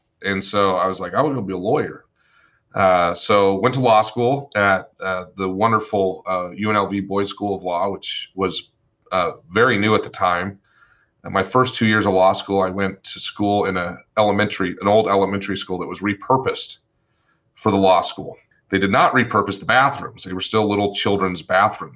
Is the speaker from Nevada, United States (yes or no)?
yes; Las Vegas, Nevada, United States; also born or lived in Twin Falls, Idaho / Boise, Idaho; Originally, I am from Twin Falls, Idaho, then moved to Boise. And then in 1986, my family moved to Las Vegas